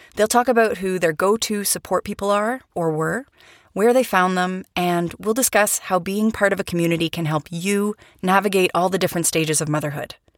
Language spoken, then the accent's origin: English; Canada; moved away as an adult; also born or lived in Vancouver, Canada; now in Europe; I'm a Canadian educator, writer